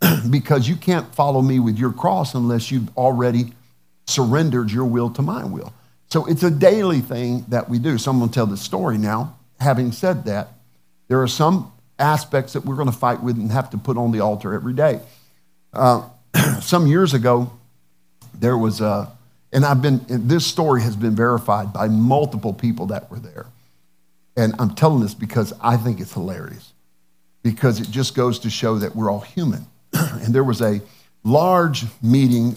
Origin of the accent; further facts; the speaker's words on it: the South, United States; Being a Southerner